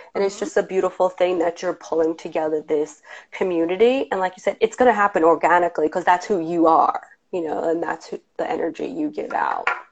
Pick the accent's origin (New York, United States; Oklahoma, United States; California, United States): New York, United States; Long Island; moved away as an adult; now in New York City, United States; I come from Long Island and it wasn't super, super diverse. And then when I moved to New York now almost 20 years ago